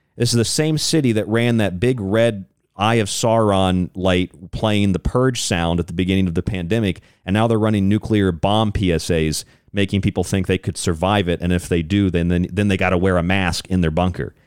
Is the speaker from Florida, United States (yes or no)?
yes; Florida, United States; I'm from Florida